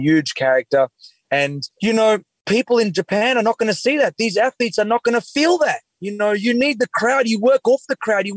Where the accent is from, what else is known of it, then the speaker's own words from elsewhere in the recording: Australia; as an Australian